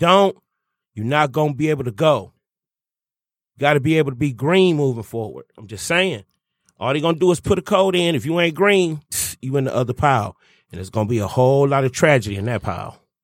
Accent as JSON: {"language": "English", "town": "Detroit", "region": "Michigan", "country": "United States", "said": "I'm from Detroit. You know what I'm saying? The blackest city in America"}